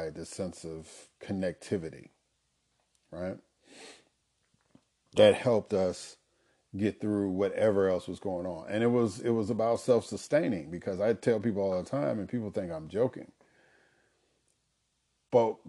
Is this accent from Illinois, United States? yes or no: yes; Chicago, Illinois, United States; I grew up in Chicago, Illinois, on the South Side